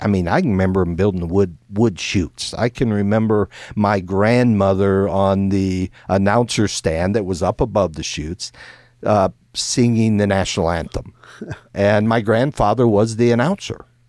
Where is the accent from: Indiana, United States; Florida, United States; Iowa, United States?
Iowa, United States; when I grew up in Iowa